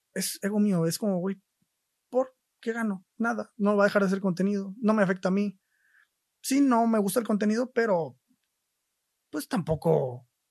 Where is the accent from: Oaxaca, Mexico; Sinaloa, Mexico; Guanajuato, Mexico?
Oaxaca, Mexico; Isthmus of; moved away; yo soy de Oaxaca, del istmo de Oaxaca, concretamente, que es la región esta más angosta del país.